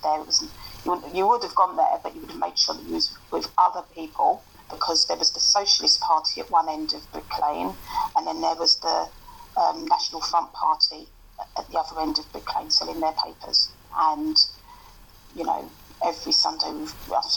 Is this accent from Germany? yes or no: no; London, United Kingdom; accent: broad East End; I grew up in Bow